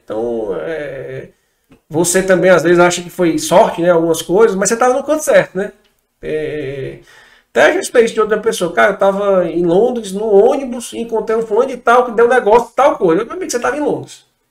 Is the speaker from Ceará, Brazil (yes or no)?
yes; Fortaleza, Ceará, Brazil; sou de Fortaleza